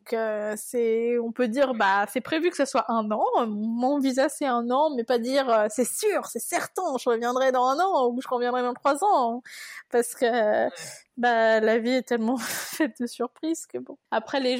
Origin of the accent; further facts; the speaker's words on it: France; moved away as an adult; now in United States; je suis une Française parmi les, Américains